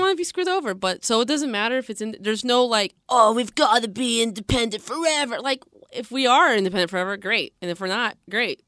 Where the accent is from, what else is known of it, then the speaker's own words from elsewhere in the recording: Seattle, Washington, United States; I'm born and raised in Seattle